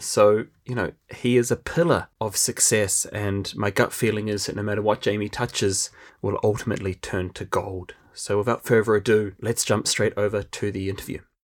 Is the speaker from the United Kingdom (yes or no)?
no; New Zealand; moved away; I'm originally from New Zealand.